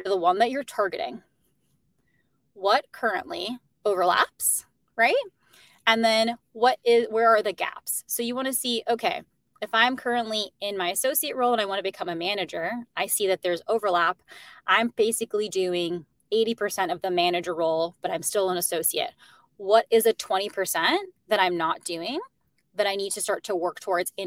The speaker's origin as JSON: {"language": "English", "town": "Chicago", "region": "Illinois", "country": "United States", "tie": "born or raised there", "also_born_or_lived": "Arizona", "moved": "as an adult", "lives_now": "New York, United States", "said": "they both met in Chicago, which is why I'm originally from Chicago."}